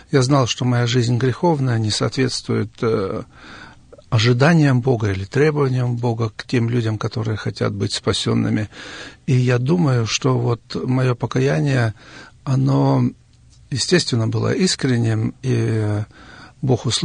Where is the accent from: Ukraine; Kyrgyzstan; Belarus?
Kyrgyzstan; moved away as an adult; also born or lived in Siberia, Russia / Kazakhstan; now in Germany; Я родился в Сибири в 1950 году. Потом мои родители переехали с нами маленькими детьми в Казахстан. Из Казахстана, после того, как отец освободился из тюрьмы, мы переехали в Киргизию.